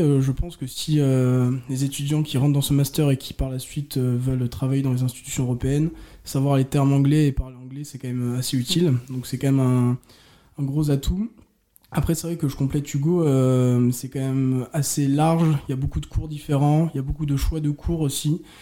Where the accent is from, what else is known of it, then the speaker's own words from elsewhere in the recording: Orléans, Centre-Val de Loire, France; je viens d'Orléans